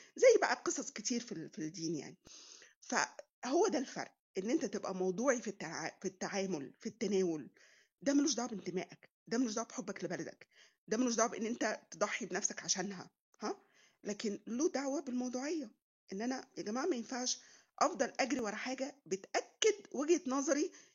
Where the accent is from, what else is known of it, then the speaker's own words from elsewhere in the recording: Egypt; also born or lived in Munich, Germany; انت من مصر فرحت بعبطه كده بقول له اه مصريه وافتخر